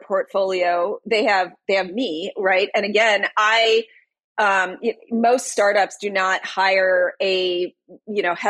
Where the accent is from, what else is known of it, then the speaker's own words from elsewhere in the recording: Detroit, Michigan, United States; I'm from Detroit. I was born and raised in Detroit